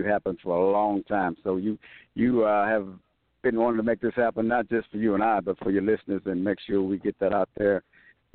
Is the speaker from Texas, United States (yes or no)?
yes; Texas, United States; I'm from Texas, so when I'm in California, I'm still in America